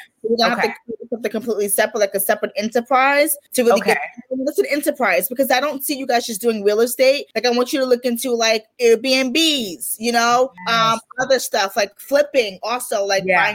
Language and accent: English; New York, United States; I'm from New York